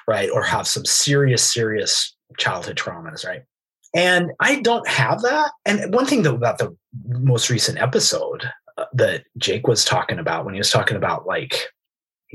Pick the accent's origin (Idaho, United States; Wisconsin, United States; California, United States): Idaho, United States; I'm from Idaho.